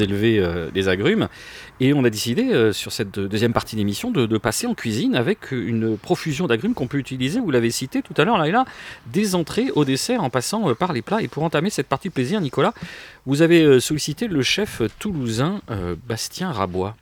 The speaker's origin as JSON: {"language": "French", "country": "Tunisia", "tie": "born or raised there", "moved": "yes", "said": "dans mon enfance en Tunisie"}